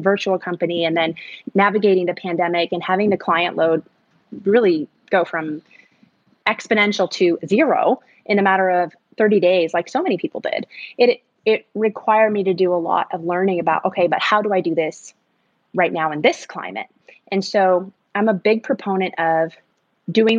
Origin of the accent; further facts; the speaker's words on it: Arkansas, United States; also born or lived in San Antonio, Texas; the way I grew up was I was born in Texas in a very large city. I was born in San Antonio, but then my dad built a business and retired and moved us to a very small town, basically a farm in Arkansas. And so from those social developmental years of being a teen, I lived in the woods